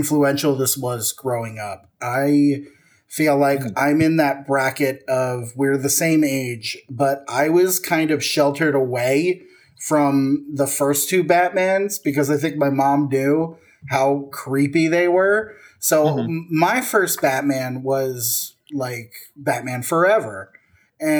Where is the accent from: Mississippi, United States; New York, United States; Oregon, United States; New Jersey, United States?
New Jersey, United States; we're both from Jersey